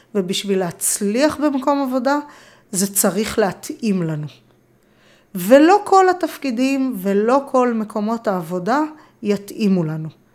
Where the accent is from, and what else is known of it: Israel